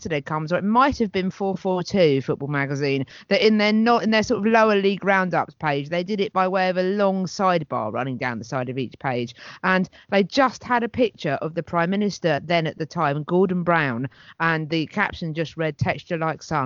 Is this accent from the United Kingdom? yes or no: yes; Hastings, South East England, United Kingdom; Never again will I have my hometown dismissed or looked down upon.